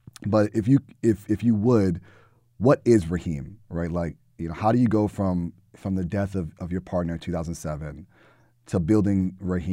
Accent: New York City, New York, United States; I grew up in the Bronx

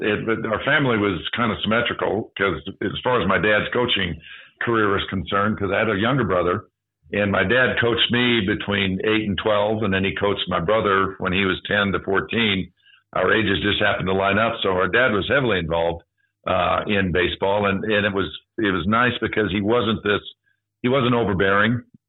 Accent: Rapid City, South Dakota, United States; also born or lived in Tulsa, Oklahoma; I'm from Rapid City, South Dakota

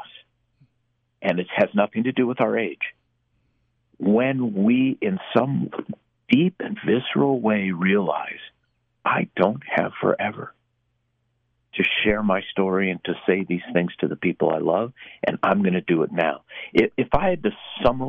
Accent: Minneapolis, Minnesota, United States; I was born in Minneapolis in 1960

